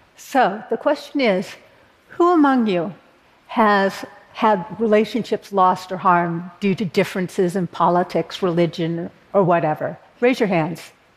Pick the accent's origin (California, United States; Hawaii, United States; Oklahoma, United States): California, United States; Berkeley; born or raised there